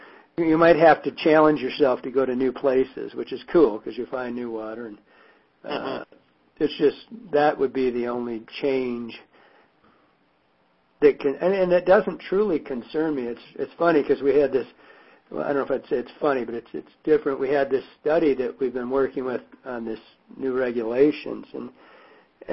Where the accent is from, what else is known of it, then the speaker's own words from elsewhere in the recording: Michigan, United States; now in Montana, United States; growing up in Michigan